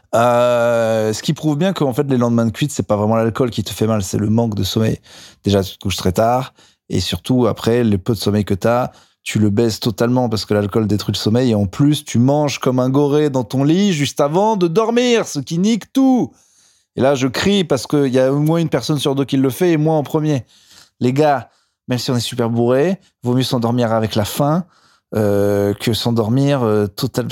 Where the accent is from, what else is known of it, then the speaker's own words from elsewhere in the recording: Clermont-Ferrand, Auvergne-Rhône-Alpes, France; J'ai joué hier au Rimshot à Clermont-Ferrand, donc euh, ma ville, pour ceux qui ne le savent pas, là d'où je viens